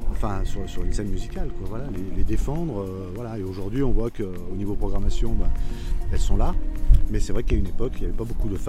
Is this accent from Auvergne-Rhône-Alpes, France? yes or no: yes; Auvergne-Rhône-Alpes, France; Non, moi je suis savoyard, moi.